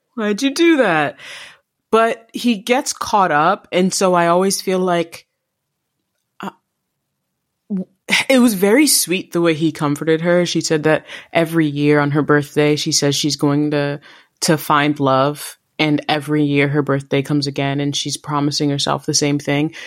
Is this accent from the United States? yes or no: no; Jamaica; being Jamaican